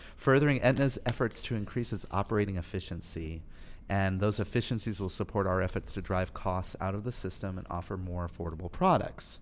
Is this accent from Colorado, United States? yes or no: yes; Colorado, United States; moved away; I'm from Colorado